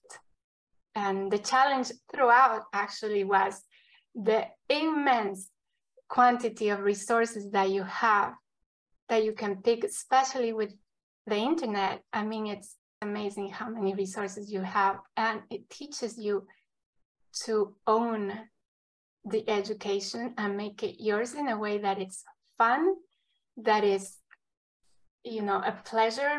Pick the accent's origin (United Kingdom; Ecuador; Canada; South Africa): Ecuador; now in United States; I come from Ecuador